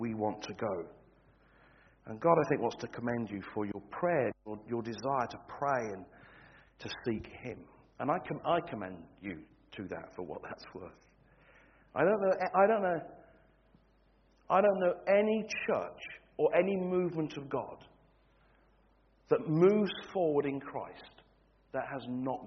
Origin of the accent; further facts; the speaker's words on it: Standish, North West England, United Kingdom; moved away as an adult; also born or lived in Wigan; now in Scottish Highlands, United Kingdom; I was born and bred in Wigan. I was raised in Standish.